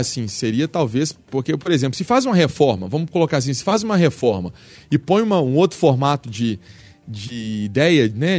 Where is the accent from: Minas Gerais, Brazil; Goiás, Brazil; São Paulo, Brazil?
Minas Gerais, Brazil; Belo Horizonte; mas sou Belo Horizontino, sim, nasci em Belo Horizonte